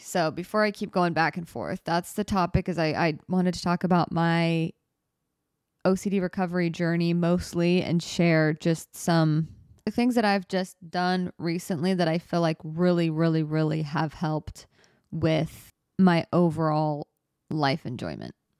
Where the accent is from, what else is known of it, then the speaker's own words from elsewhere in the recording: United States; I'm American